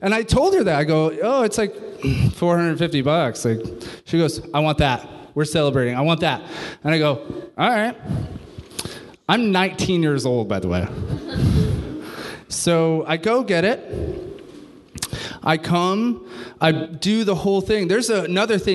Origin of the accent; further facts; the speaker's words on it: New York City, New York, United States; moved away; I'm from New York City